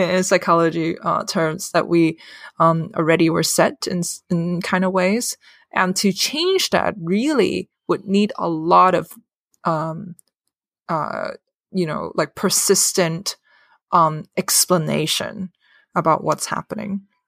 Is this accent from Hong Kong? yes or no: yes; Hong Kong; moved away as an adult; now in United States; I'm born and raised in Hong Kong and came to America a few years